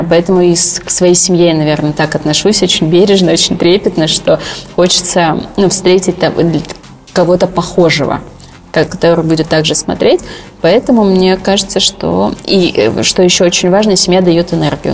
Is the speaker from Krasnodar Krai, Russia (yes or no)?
yes; Sochi, Krasnodar Krai, Russia; moved away; в родном городе Сочи